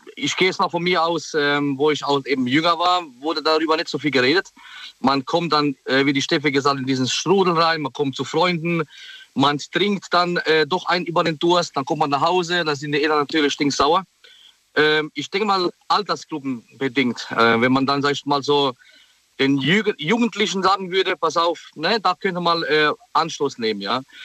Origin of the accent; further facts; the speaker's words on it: Heidelberg, Baden-Württemberg, Germany; ich komme aus Heidelberg